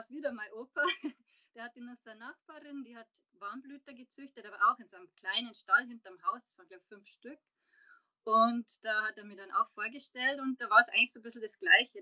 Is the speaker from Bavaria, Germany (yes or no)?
yes; Passau, Bavaria, Germany; moved away as an adult; now in Munich, Germany; bin ursprünglich aus Passau, bin lebe aber jetzt schon seit 2009 in München